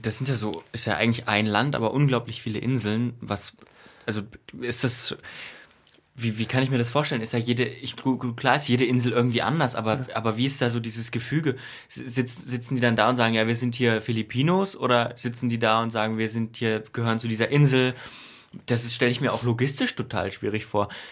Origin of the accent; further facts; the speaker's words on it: Germany; als Deutscher